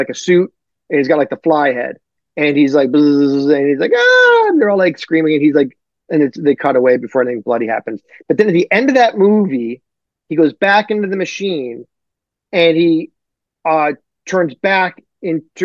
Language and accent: English; Detroit, Michigan, United States; I'm from Detroit